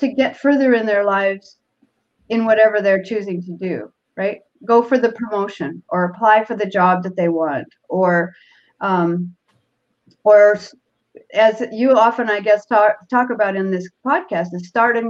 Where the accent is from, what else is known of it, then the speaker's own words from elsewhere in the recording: Seattle, Washington, United States; born there; This is my Toastmaster speech. I was born in Seattle, and I probably was very nervous.